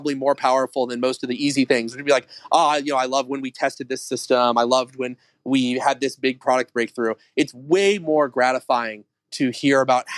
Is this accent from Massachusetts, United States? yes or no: no; Long Beach, California, United States; also born or lived in Orange County, California; I grew up in Long Beach. So I guess that's LA County, but the very south edge of LA County